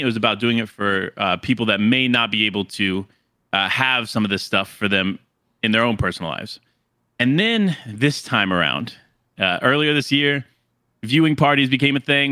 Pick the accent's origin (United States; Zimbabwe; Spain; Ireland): United States; Florida; moved away as an adult; also born or lived in New York City area; now in near New York City, United States; born and raised in Florida